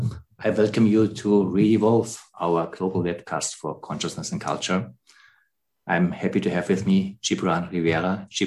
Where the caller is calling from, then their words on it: Germany; I'm calling here from Germany in the middle of the white continent, Europe.